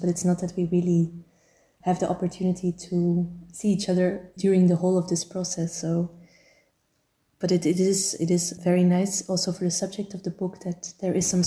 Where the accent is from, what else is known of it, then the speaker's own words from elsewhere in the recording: Turnhout, Flanders, Belgium; my hometown of Turnhout, where I grew up